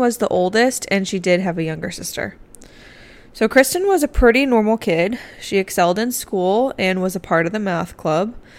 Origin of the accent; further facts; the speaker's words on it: Massachusetts, United States; moved away; my home state of Massachusetts.